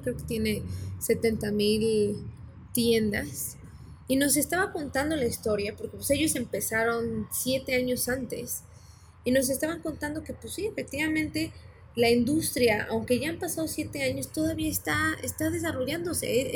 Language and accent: Spanish; Mexico; moved away; yo soy mexicana